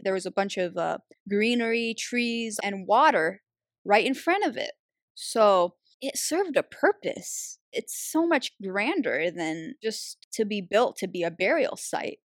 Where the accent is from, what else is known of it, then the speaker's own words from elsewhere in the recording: Algeria; I'm from Algeria